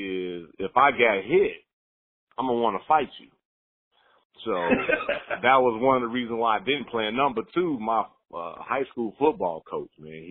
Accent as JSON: {"language": "English", "town": "Gary", "region": "Indiana", "country": "United States", "tie": "born or raised there", "also_born_or_lived": "Chicago, Illinois", "moved": "as an adult", "lives_now": "Houston, United States", "said": "I'm from the Midwest originally, born and raised in Gary, Indiana"}